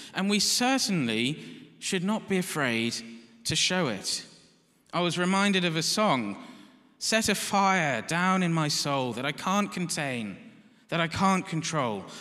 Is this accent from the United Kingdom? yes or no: yes; United Kingdom; we're British